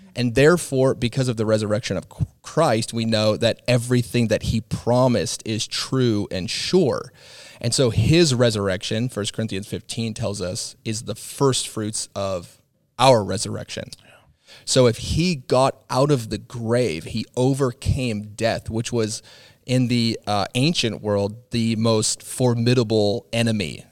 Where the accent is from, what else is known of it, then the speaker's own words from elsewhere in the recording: Midwest, United States; as an American, you know, raised in the Midwest